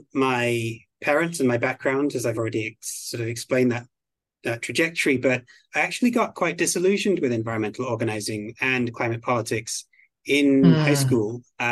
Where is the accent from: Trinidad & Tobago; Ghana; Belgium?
Belgium; also born or lived in United Kingdom; now in United States; Originally, I'm from the United Kingdom. I grew up in Belgium, where I went to an international school. And then I came to the United States on an exchange program at university. I fell in love with California and decided to stay.